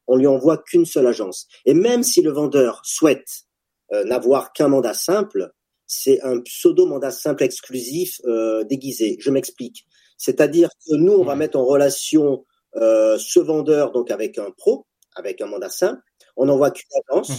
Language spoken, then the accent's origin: French; France; en tant que Français